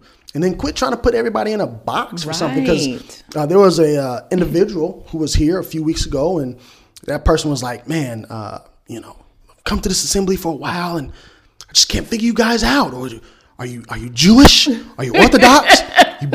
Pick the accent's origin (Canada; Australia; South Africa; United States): South Africa; And this is how we move as South Africans.